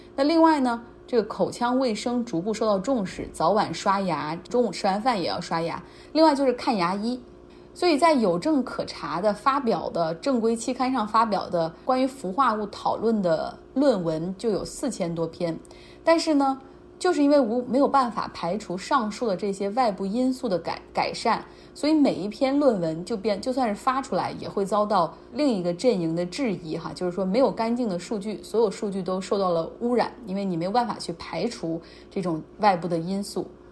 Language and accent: Chinese; Harbin, Heilongjiang, China; 就像我老家，就黑龙江、哈尔滨